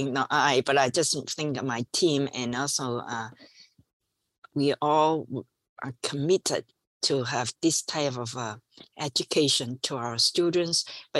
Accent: Hong Kong; English is a second language; also born or lived in Washington, D.C., United States; And then all this experience, and I when I finished, I just went back home, Hong Kong to work.

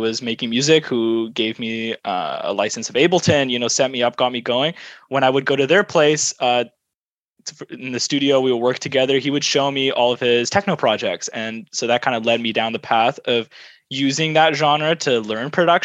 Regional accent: Vancouver, British Columbia, Canada; born and raised in Vancouver, Canada.

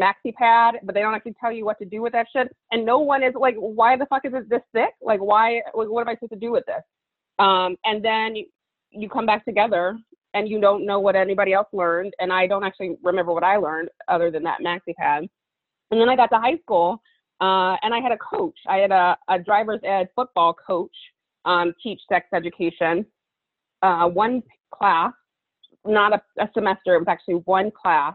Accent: Hoover, Alabama, United States; I grew up in Birmingham, Alabama. And actually right outside of Birmingham, I grew up in Hoover, Alabama.

